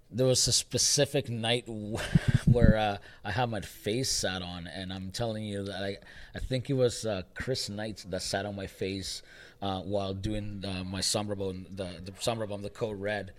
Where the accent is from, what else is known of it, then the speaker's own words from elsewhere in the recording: El Salvador; now in Canada; I came to Canada in 1996. Mm-hmm. Uh, I grew up watching wrestling in El Salvador at a very, young age